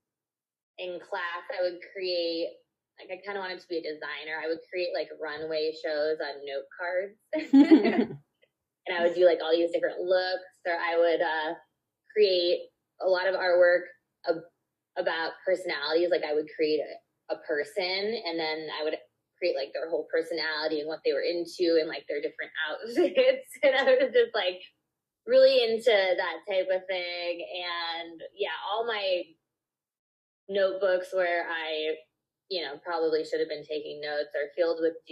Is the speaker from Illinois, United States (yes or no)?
yes; Chicago, Illinois, United States; moved away as an adult; now in Los Angeles, United States; I'm from Chicago, but I moved out here in 2008 to go to undergrad